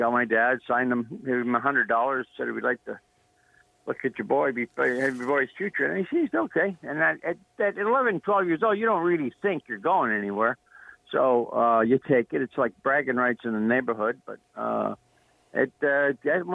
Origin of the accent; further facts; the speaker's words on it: Niagara Falls, Ontario, Canada; moved away as an adult; also born or lived in Boston; Niagara Falls. It's great. I mean, it's where my roots are.